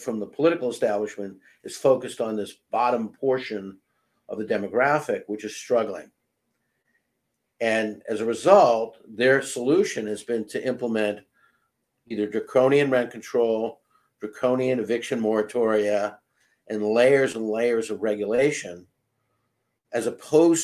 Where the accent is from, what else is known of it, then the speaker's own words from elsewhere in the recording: Chelsea, Massachusetts, United States; I grew up in a northern suburb of Boston called Chelsea, Mass